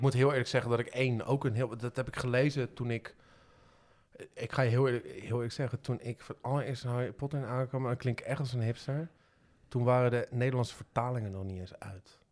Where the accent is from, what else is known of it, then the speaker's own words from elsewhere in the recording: Het Gooi, North Holland, Netherlands; ik kom uit het gooi en daar, eh, daar praten mensen gewoon zoals, maar zoals Thierry Baudet ongeveer praat